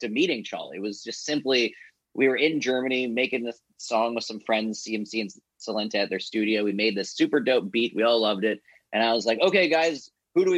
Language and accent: English; Vancouver Island, British Columbia, Canada; my brother, like growing up on Vancouver Island